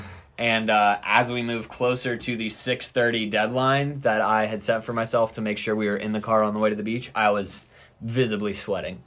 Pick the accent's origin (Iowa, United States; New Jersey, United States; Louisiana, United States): Louisiana, United States; I'm from Louisiana